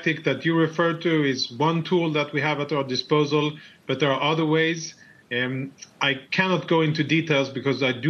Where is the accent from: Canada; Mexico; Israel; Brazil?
Israel